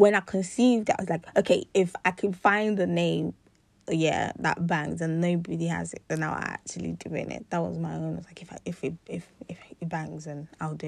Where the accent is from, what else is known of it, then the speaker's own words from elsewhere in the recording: Nigeria; I'm Nigerian